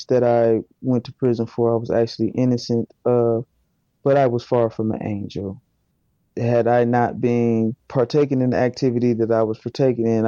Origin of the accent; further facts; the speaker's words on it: Fort Wayne, Indiana, United States; I am from Fort Wayne, Indiana, born and raised, and I grew up in poverty